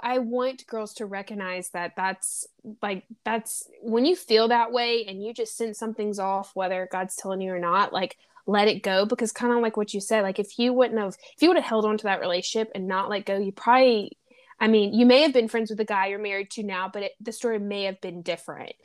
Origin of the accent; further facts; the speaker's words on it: the South, United States; accent: twang; now in Los Angeles, United States; I'm from the South, and I moved to L